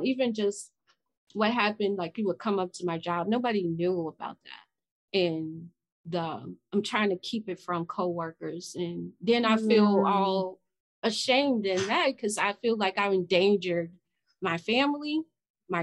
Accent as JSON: {"language": "English", "town": "Chicago", "region": "Illinois", "country": "United States", "said": "I'm from Chicago. The West Side"}